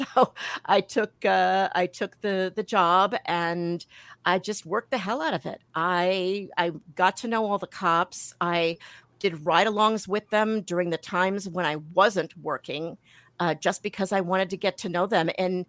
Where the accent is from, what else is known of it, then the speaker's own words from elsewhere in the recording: Milwaukee, Wisconsin, United States; also born or lived in New York; I was born in New York. Every once in a while, when I say New York or coffee, you can kind of, you know, hear it sneaking out there. I moved back to Milwaukee, which is where my mom and dad were from. We came back here when I was 10 years old